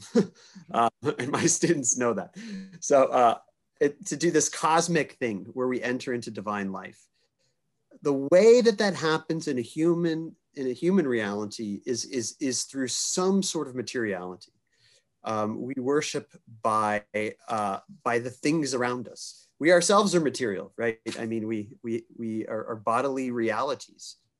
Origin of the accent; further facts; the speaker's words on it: Kansas City, United States; I grew up in Kansas City